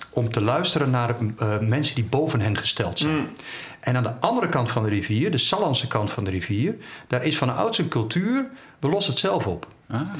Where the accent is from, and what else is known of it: Veendam, Groningen, Netherlands